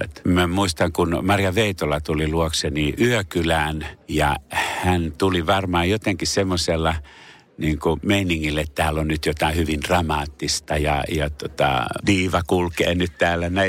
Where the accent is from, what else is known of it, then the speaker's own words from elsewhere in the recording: Pori, Satakunta, Finland; first language Finnish; also born or lived in Paris; olen Porissa syntynyt ja saanut koulutukseni täällä äidinkieleni on suomi